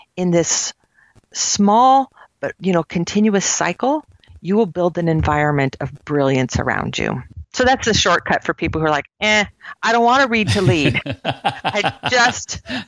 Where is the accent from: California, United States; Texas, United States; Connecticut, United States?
California, United States; Silicon Valley; I grew up in Silicon Valley